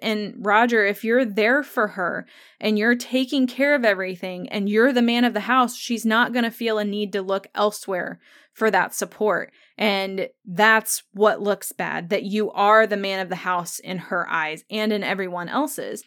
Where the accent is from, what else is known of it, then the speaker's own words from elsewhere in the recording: United States; growing up in the United States